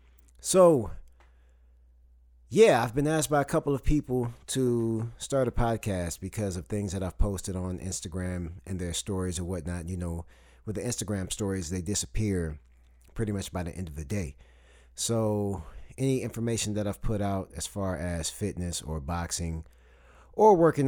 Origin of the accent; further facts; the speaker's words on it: Saginaw, Michigan, United States; moved away as an adult; now in Huntsville, United States; I moved down here from Saginaw, Michigan to Huntsville, Alabama to go to college